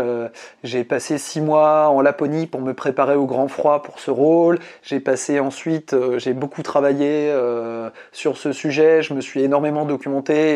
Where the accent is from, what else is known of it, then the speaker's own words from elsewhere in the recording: Brittany, France; je suis breton. Je suis né en Bretagne